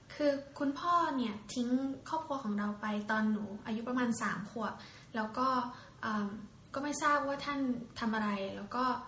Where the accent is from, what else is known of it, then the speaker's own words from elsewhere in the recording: Thailand; โตมาจากครอบครัว คนจีนที่อพยพเข้ามาในไทยนะคะ แล้วก็จากนั้นก็เข้าไปอยู่ในบ้านเด็กกำพร้าประมาณ 12 ปีค่ะ